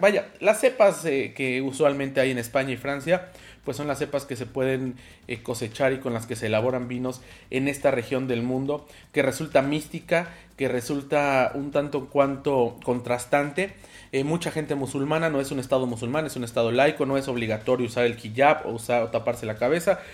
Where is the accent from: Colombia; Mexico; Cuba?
Mexico; como mexicanos